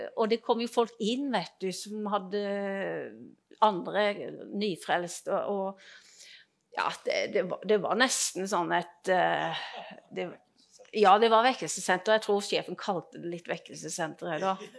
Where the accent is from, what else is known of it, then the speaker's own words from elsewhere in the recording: Grimstad, Agder, Norway; Ja, jeg kommer fra Grimstad. Eh, jeg vokste opp eh, i Grimstad